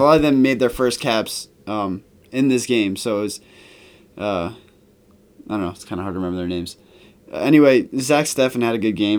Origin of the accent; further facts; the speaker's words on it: United States; being, obviously being American